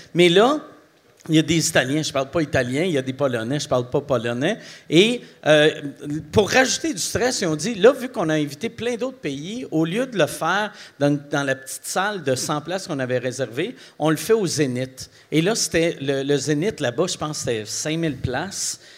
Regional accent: Quebec City, Quebec, Canada; also born or lived in Montreal; je viens de la ville de Québec. Aussitôt que je, suis arrivé à Montréal, c'était pour faire l'humour. Et euh, j'avais 19 ans

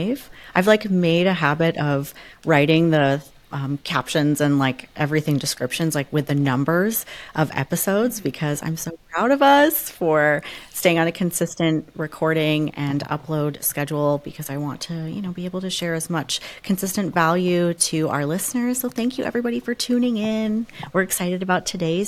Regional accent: Canada; also born or lived in Florida; now in United States; I grew up in Canada, so we pretty much always had white Christmases

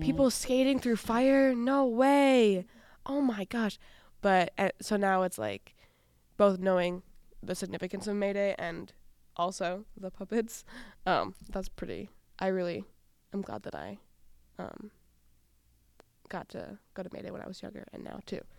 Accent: Wisconsin, United States; also born or lived in Rondo, Saint Paul, Minnesota; now in Saint Paul, United States; I grew up in Wisconsin

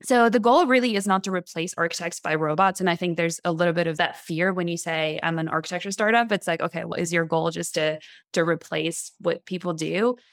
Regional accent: France; moved away as an adult; also born or lived in Montreal, Canada; now in San Francisco, United States; I'm from France. I moved to Canada, Montreal, f, when I was eighteen to go to school.

